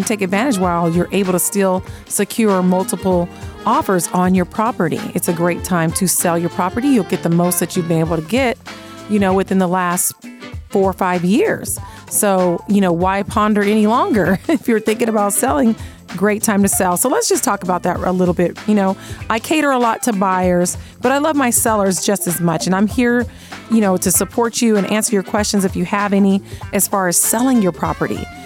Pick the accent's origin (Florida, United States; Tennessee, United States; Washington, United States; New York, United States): Washington, United States; Seattle; now in Las Vegas, United States; I'm originally from Seattle